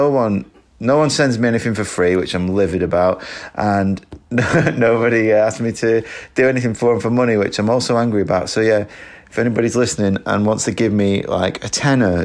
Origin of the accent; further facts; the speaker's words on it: Lancashire, North West England, United Kingdom; also born or lived in Manchester; I lived in Manchester for about 10 years, but I grew up in Lancashire, so, you know, I'm from around there anyway.